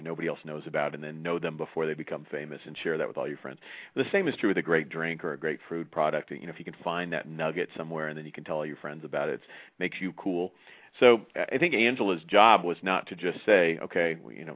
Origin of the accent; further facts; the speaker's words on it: United States; I'm from the United States